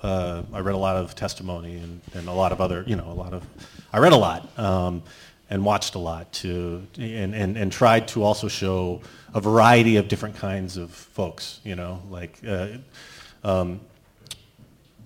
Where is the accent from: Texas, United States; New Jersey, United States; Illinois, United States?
Texas, United States; Dallas; I grew up in Dallas, Texas